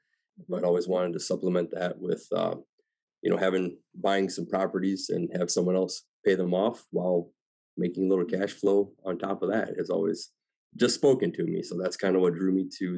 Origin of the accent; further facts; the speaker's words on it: Illinois, United States; I'm from the Northern Illinois area, about 2 hours west of Chicago.